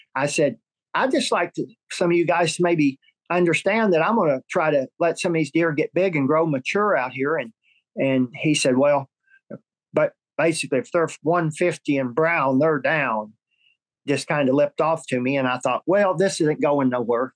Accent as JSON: {"language": "English", "region": "Oklahoma", "country": "United States", "tie": "born or raised there", "said": "my home state, Oklahoma"}